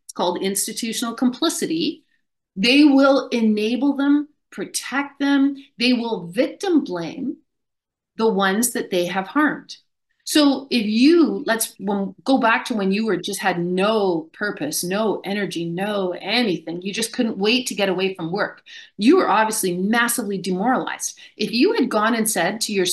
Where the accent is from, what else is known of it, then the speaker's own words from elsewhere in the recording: Canada; I grew up in Canada